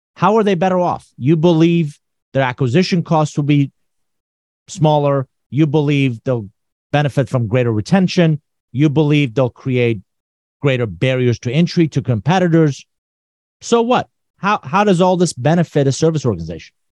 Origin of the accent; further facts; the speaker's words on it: Iran; moved away; I'm originally from Iran.